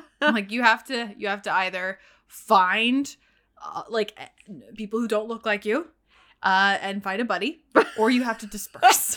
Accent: the South, Louisiana, United States; I grew up in the South. I, I was born in Louisiana

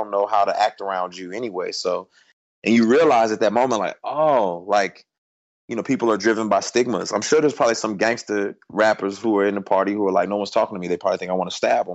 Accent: Houston, Texas, United States; I was born in Houston too

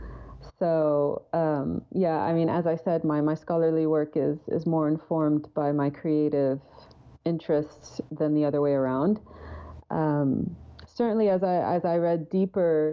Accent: Kuwait; moved away; I grew up in Kuwait and I went to, you know, government schools.

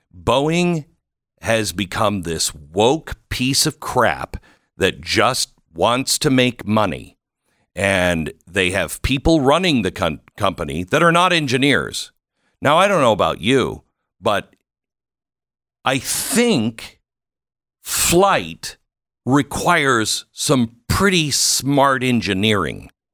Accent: Seattle, Washington, United States; I grew up in the Seattle area

